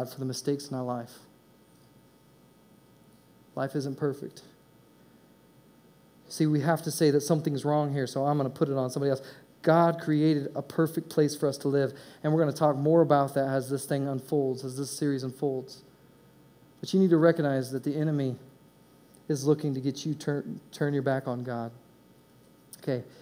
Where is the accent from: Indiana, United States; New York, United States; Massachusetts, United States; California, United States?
Indiana, United States; moved away as an adult; also born or lived in East Coast / West Coast; I was raised in Indiana